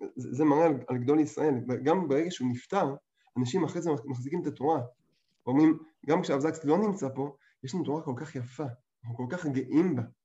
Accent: England, United Kingdom; moved away; אני גדלתי באנגליה

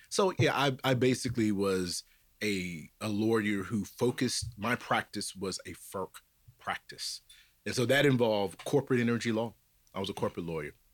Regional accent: Fairhope, Alabama, United States; accent: Southern; moved away as an adult; now in Washington, D.C., United States; I grew up down on the coast, Gulf Coast, Alabama, outside of Mobile, went to a high school, a little town called Fairhope, Alabama

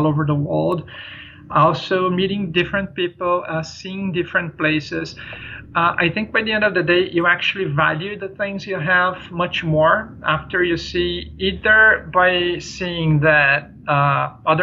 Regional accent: São Paulo, Brazil; moved away; I grew up in a city, you know, like I'm from a big city. São Paulo is the largest city in South America

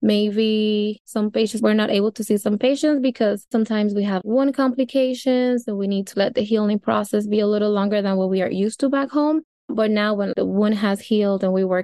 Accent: Dominican Republic; now in New York, United States; I am originally from the Dominican Republic, which is an island right next to Haiti

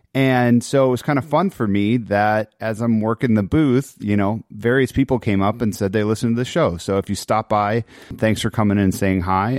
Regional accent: Chicago, Illinois, United States; I grew up in Chicago in the nineties

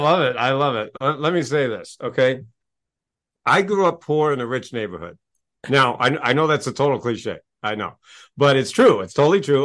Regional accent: Maine, United States; I grew up in Maine, in, in New England

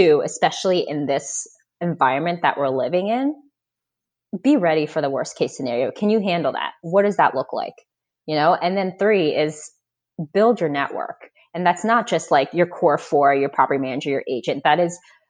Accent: Florida, United States; moved away as an adult; also born or lived in Boston; now in Indianapolis, United States; So I grew up in Florida.

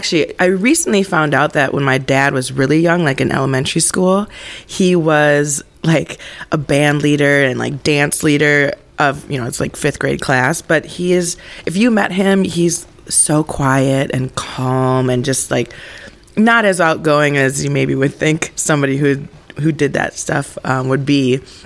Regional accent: Eagan, Minnesota, United States; Eagan, Minnesota. Okay. So oh, southern fancy. Suburbs.

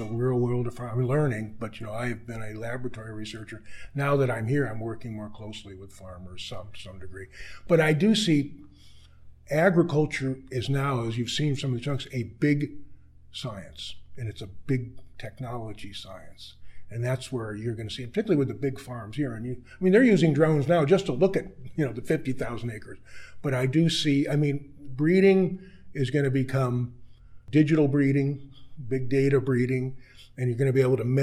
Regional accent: California, United States; also born or lived in Ithaca, New York; now in Saskatchewan, Canada; I grew up in California

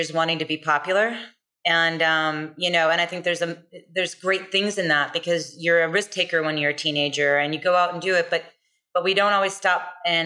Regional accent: United States; as an American and a female

